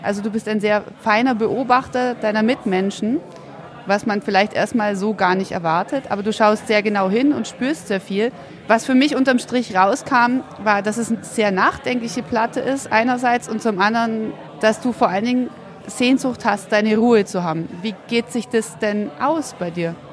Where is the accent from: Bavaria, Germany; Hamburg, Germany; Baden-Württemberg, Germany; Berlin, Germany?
Baden-Württemberg, Germany; Ulm; in meiner Heimatstadt Ulm